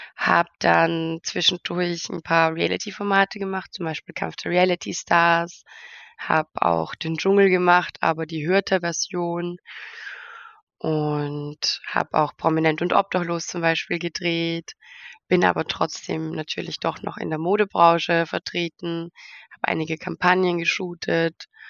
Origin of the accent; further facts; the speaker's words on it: Austria; Ich komme, wie schon erwähnt, aus Österreich in der Nähe von Wien